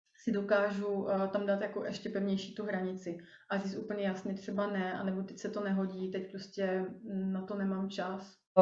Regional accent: Rýmařov, Moravian-Silesian Region, Czechia; moved away; já pocházím původně z Moravy, z takového malého městečka na Moravě

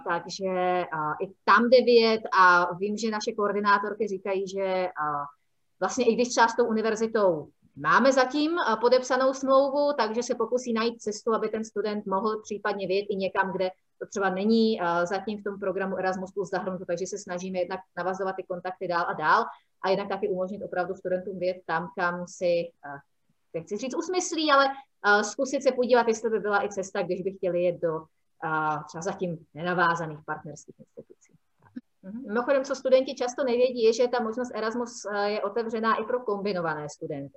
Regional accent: Prague, Czechia; now in Olomouc, Czech Republic; já jsem původem z Prahy

